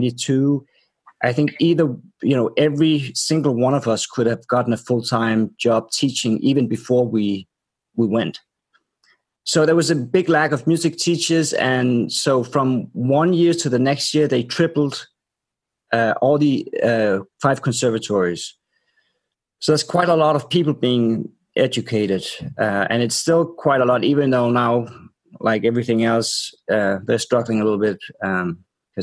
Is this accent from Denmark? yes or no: yes; Aarhus, Central Denmark Region, Denmark; moved away as an adult; also born or lived in New York; now in Copenhagen, Denmark; I was brought up in Aarhus, which is the second biggest city in Denmark